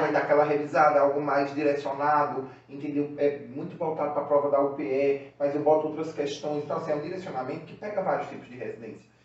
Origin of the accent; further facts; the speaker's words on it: Recife, Pernambuco, Brazil; Recife, né, que é a cidade onde eu nasci, é o estado